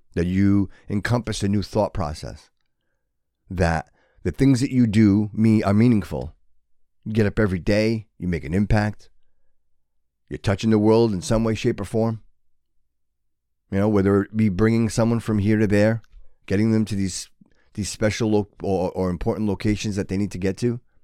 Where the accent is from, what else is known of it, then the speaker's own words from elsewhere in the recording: Fall River, Massachusetts, United States; growing up in Fall River, it was a great place